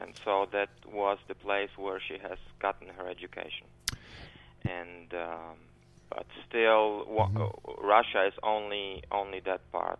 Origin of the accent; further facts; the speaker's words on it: Poland; my home country, namely in Poland.